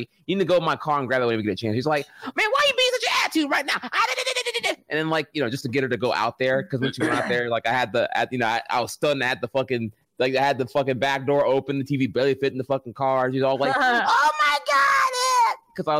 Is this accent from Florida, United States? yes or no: yes; Orlando, Florida, United States; when I grew up in Orlando, Florida